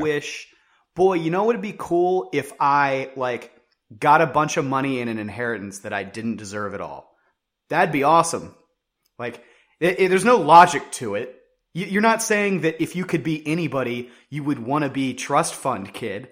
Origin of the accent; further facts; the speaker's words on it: West Virginia, United States; I grew up in West Virginia